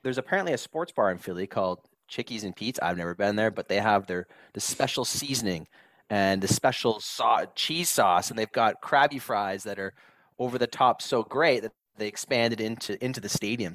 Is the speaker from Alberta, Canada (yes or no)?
no; Southern Ontario, Canada; when we grew up in Southern Ontario